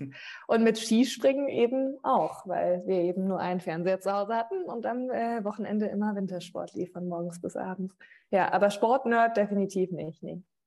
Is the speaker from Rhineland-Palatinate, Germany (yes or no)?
yes; Rhineland-Palatinate, Germany; also born or lived in Wiesbaden; meine Eltern kommen aus Mainz und meine Family